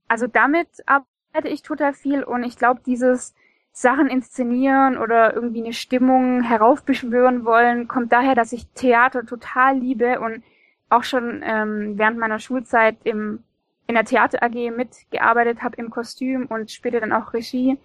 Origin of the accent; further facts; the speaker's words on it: Stuttgart, Baden-Württemberg, Germany; Ich bin aus Stuttgart und in Stuttgart.